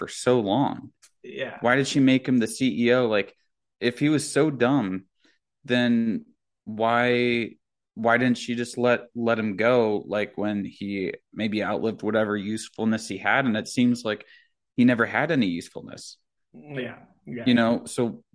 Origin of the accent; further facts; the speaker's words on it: North Florida, United States; I grew up in North Florida, about 30 minutes from Alabama